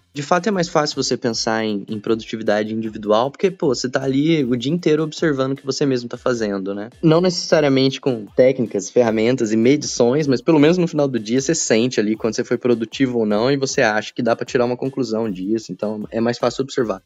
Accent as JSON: {"language": "Portuguese", "town": "Caçapava", "region": "São Paulo", "country": "Brazil", "also_born_or_lived": "south of Minas Gerais", "moved": "as an adult", "said": "Sou da cidade de Caçapava, interior de São Paulo"}